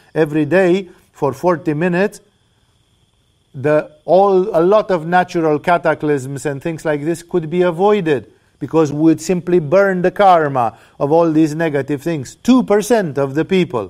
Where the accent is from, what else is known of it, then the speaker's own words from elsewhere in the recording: Romania; now in Thailand; I come from Romania